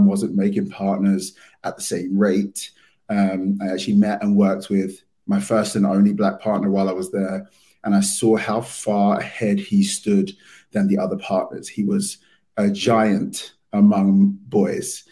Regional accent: London, United Kingdom; moved away as an adult; now in New York, United States; as you can tell from my accent, I'm from London.

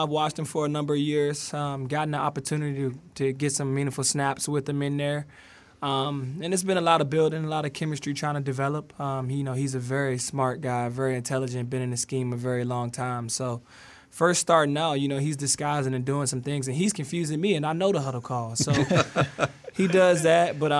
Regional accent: Richmond, Virginia, United States; born or raised there

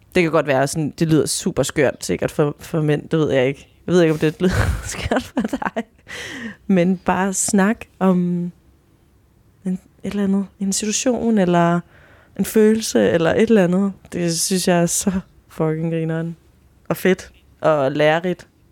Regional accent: Chile; now in Denmark

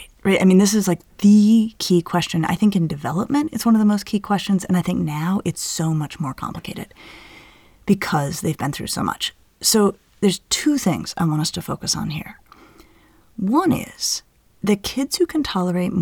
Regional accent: Denver, Colorado, United States; hiking and rock climbing I did growing up in Denver

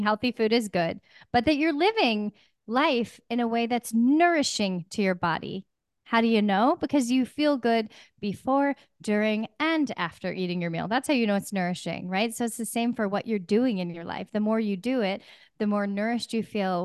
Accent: Pacific Northwest, United States; I'm from the Pacific Northwest

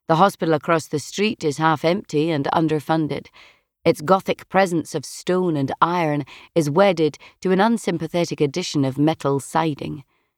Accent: California, United States; moved away as an adult; It's homesickness, but for which home? I am an immigrant from California. A vast paved desert, a place with no

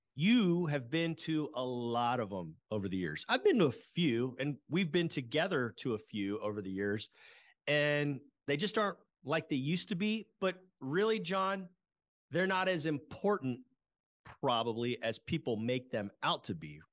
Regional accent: Houston, Texas, United States; also born or lived in Lubbock; growing up in Houston

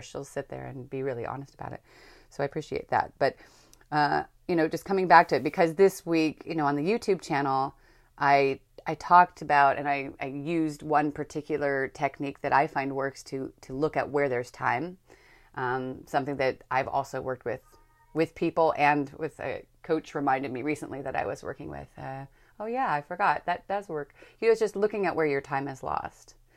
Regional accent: Northern California, United States; I grew up in Northern California

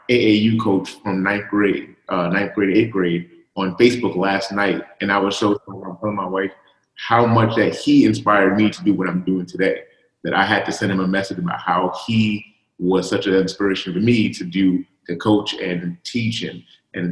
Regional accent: New York City, New York, United States; I grew up in Coney Island

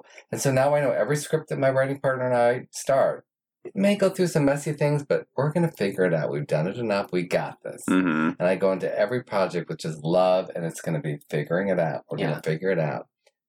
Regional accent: New York, United States; moved away; I came out here from New York and I thought, oh, I had to be jaded and sarcastic and all that stuff.

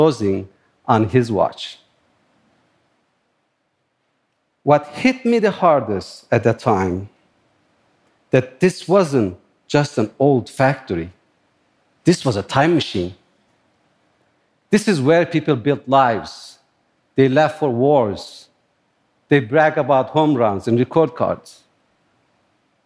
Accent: Turkey; moved away as an adult; also born or lived in upstate New York; now in New York, United States; I grew up in Turkey, in a similar environment, near the Kurdish mountains.

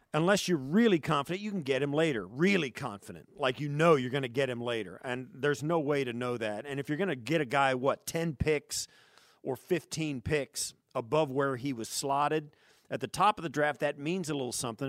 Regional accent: Kansas, United States; moved away; also born or lived in Chicago; I grew up in Kansas

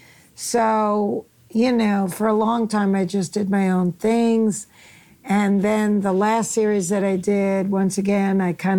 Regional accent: Queens, New York, United States; Back in Queens, I didn't really dress like the other kids.

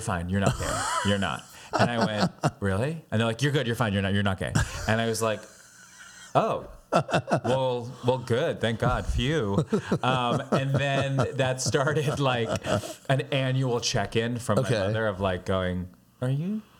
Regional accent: Long Island, New York, United States; moved away as an adult; also born or lived in Brooklyn, New York; now in Los Angeles, United States; Born in Brooklyn, grew up on Long Island. lived in New York for maybe 22 years before I went to LA.

